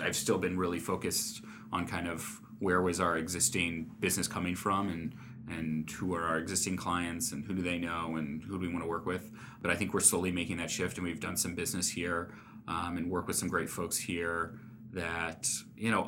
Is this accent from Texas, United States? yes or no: no; St. Louis, Missouri, United States; also born or lived in Washington, D.C.; now in Omaha, United States; I grew up in St. Louis, and my wife grew up here in Omaha